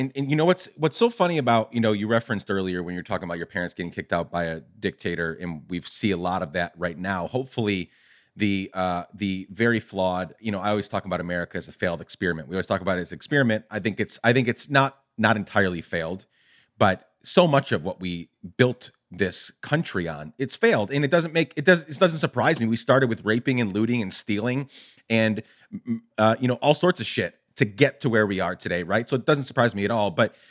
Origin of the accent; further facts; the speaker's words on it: Chicago, Illinois, United States; Because you're talking about, you know, the 70s and the 80s growing up in Chicago, and we could go back not just decades, but hundreds of years.